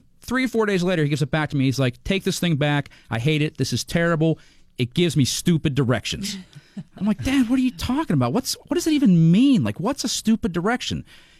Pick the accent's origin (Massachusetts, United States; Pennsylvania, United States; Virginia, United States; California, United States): Pennsylvania, United States; Pittsburgh; I'm a typical Pittsburgher, right? I grew up in the East. I live in the North. I work in the West.